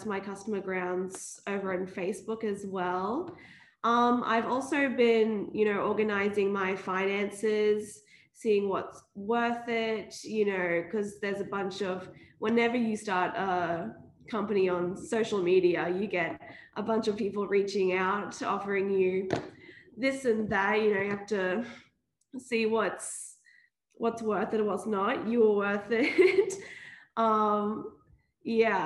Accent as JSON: {"language": "English", "town": "Brisbane", "region": "Queensland", "country": "Australia", "said": "I'm from Brizzy."}